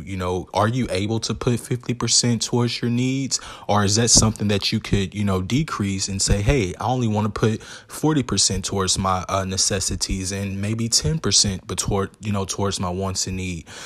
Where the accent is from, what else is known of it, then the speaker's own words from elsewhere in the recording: the South, United States; growing up in America